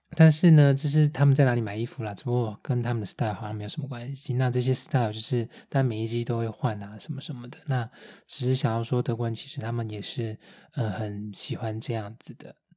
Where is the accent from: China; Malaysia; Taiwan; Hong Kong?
Taiwan; also born or lived in Taipei; now in Munich, Germany; 台湾我们拍片在开的那种箱型车